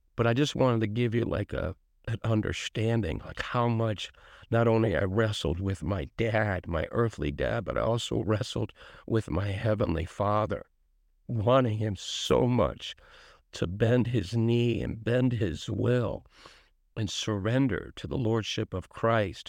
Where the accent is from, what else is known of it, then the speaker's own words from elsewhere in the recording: Bridgeport, Connecticut, United States; I grew up in Richport, Connecticut